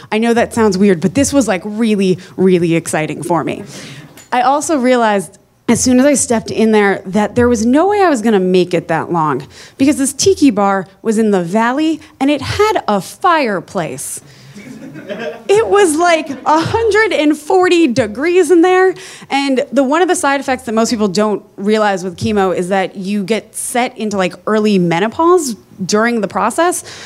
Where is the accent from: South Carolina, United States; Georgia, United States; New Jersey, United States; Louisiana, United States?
New Jersey, United States; I am from New Jersey